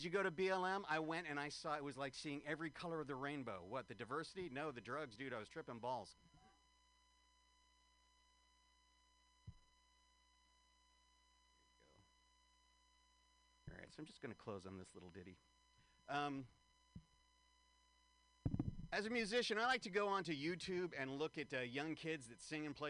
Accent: San Francisco, California, United States; moved away; So I like coming to San Francisco. This is my hometown.

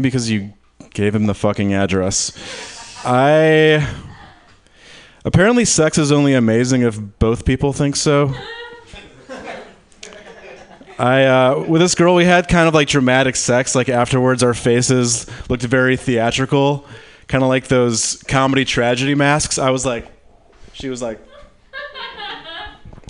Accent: Michigan, United States; I'm from Michigan.

